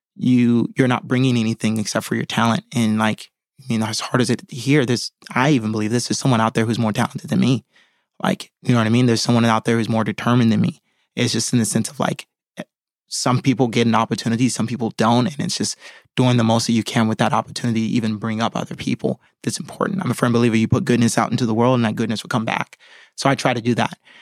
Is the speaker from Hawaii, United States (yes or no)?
yes; Hawaii, United States; moved away; fly back home to Hawaii to shoot backstory where I grew up in my hometown.